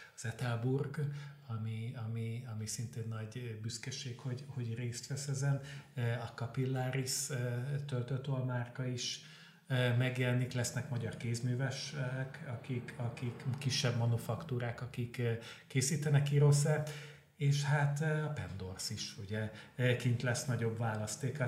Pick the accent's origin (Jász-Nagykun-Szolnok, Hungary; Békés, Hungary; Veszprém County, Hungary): Veszprém County, Hungary; Veszprém; moved away as an adult; now in Budapest, Hungary; én Veszprémi vagyok